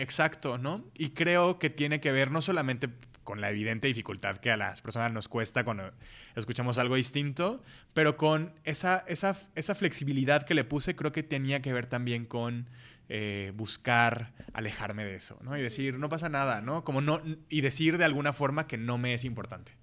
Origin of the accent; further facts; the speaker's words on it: Colima, Mexico; now in Guadalajara, Mexico; yo crecí en Colima, conocí a todo mundo